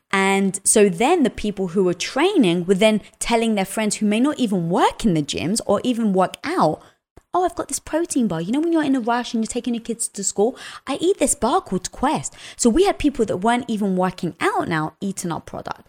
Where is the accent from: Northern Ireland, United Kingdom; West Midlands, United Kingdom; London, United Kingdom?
London, United Kingdom; moved away; also born or lived in Cyprus (family origin); I was brought up in London